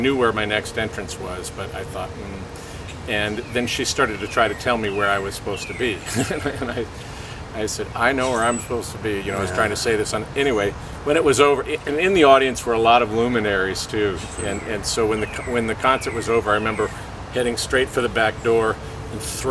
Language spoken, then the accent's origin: English; Springfield, Illinois, United States; my hometown, Springfield, Illinois